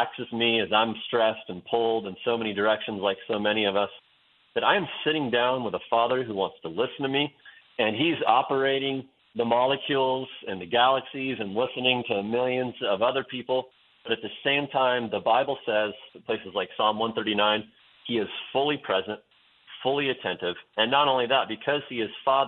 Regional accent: Western Oregon, United States; born or raised there; moved away as an adult; also born or lived in Wyoming

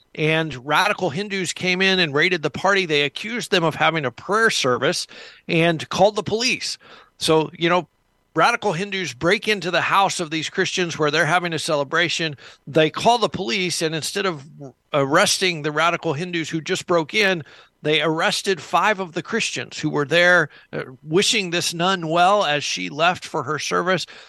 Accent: United States; me as an American

